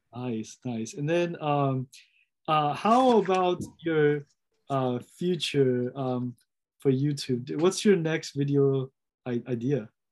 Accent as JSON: {"language": "English", "country": "United States", "said": "I'm American."}